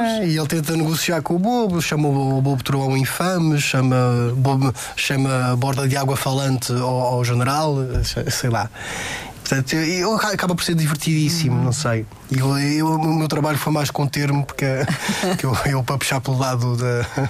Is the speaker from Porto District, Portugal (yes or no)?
no; Madeira, Portugal; eu sou da Madeira